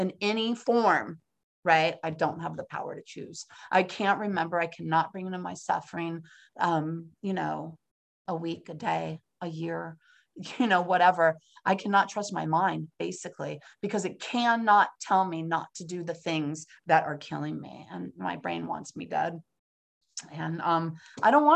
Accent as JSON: {"language": "English", "town": "San Francisco", "region": "California", "country": "United States", "moved": "yes", "lives_now": "Pennsylvania, United States", "said": "I'm from San Francisco, California, which is on the other side of the country. Here I am in Pennsylvania"}